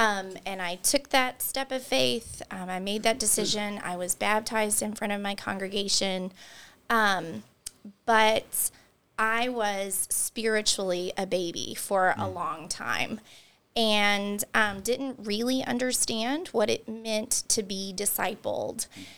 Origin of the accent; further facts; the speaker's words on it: Taylorsville, Kentucky, United States; And so I became a Christian when I was 11. I grew up in Taylorsville, Kentucky, and my mom took my sister and I to church regularly.